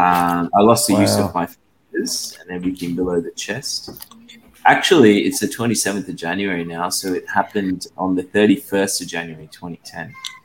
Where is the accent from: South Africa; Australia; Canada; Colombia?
Australia; also born or lived in Sri Lanka; Yeah, I was born in Sri Lanka. I moved to Australia when I was 10 years old, then finished high school and did a degree in law